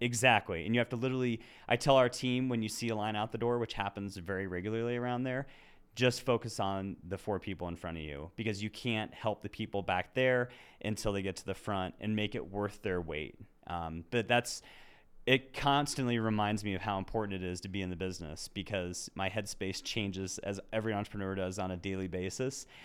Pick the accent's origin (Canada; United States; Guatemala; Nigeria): United States; Lakewood, Colorado; I was born and raised in Lakewood